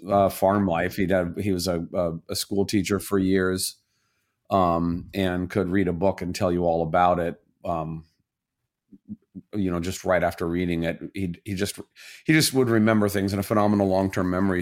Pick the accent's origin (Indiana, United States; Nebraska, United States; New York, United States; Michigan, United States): Indiana, United States; Southern; now in Chicago, United States; I'm from Southern Indiana